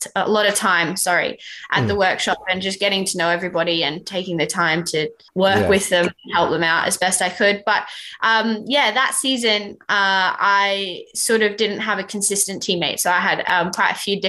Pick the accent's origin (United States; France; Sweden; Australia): Australia; moved away as an adult; now in United Kingdom; as an Aussie